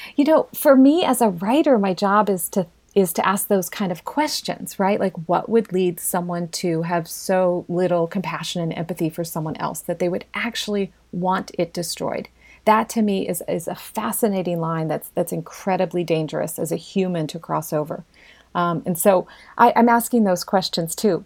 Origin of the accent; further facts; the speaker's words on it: Hannibal, Missouri, United States; I was raised in Hannibal, born there